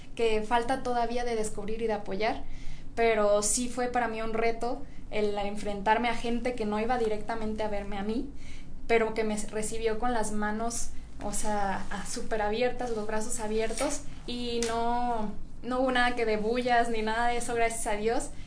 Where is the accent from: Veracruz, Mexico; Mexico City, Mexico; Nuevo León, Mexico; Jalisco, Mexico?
Jalisco, Mexico; Puerto Vallarta; also born or lived in Guadalajara; soy de aquí de Guadalajara, pero crecí en Puerto Vallarta